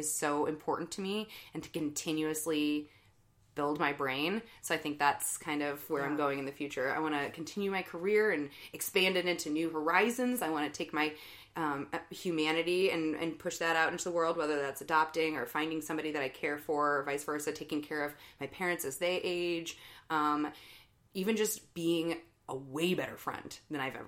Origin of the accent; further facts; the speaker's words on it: St. Louis, Missouri, United States; I was raised Catholic here in St. Louis